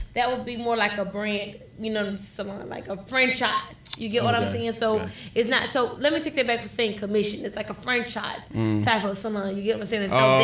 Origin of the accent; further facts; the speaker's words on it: Atlanta, Georgia, United States; Atlanta. I'm from Atlanta.